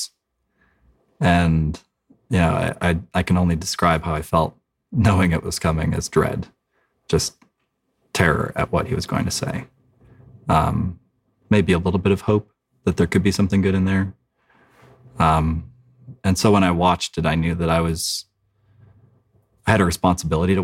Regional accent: South Carolina, United States; Growing up in South Carolina, my father taught me to shoot guns

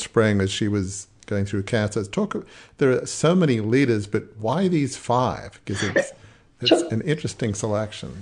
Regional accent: Australia; I'm Australian

